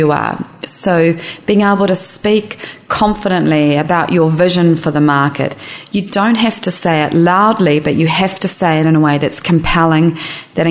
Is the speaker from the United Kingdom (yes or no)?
no; New Zealand; now in San Francisco, United States; I'm a New Zealander